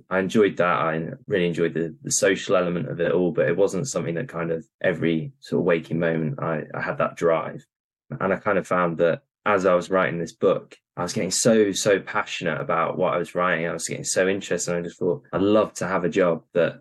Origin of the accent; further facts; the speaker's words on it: York, Yorkshire and the Humber, United Kingdom; moved away; I'm from York originally